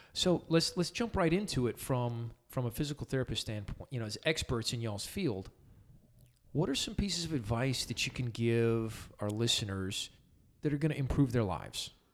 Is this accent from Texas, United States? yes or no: yes; Somerville, Texas, United States; also born or lived in El Paso, Texas; I grew up in Somerville and then lived in El Paso doing youth ministry for, you know, bunches of years